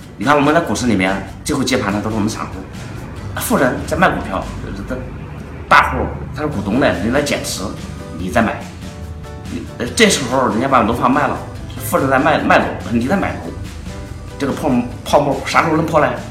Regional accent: China; 我们中国人最习惯于在泡沫里面游泳

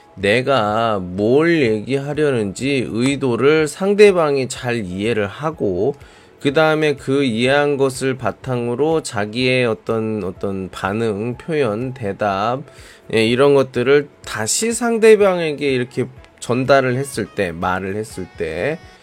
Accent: South Korea; now in Qingdao, China; 저도 한국으로 돌아갈 때

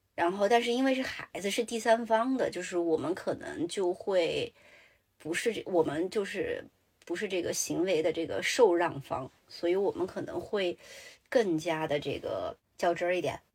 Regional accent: Sichuan, China; 我是四川人

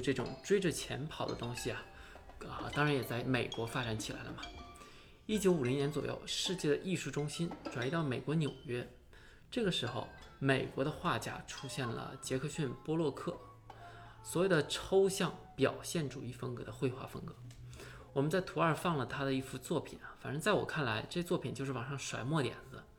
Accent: China; 我也是中国人

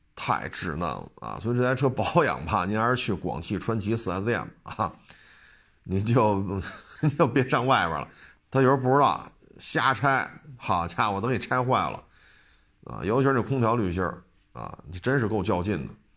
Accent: Beijing, China; 我生在北京，长在北京

